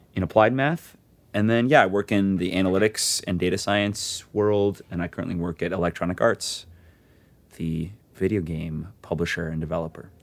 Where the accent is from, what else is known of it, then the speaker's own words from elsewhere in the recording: Tucson, Arizona, United States; moved away as an adult; I was born in Tucson, Arizona, and lived there for, uh, eighteen years of my life.